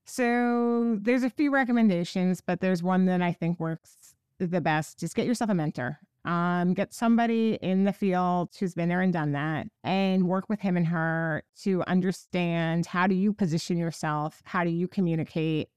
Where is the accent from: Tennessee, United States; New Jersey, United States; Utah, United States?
New Jersey, United States; Park Ridge; I grew up in New Jersey. I am born and bred in New Jersey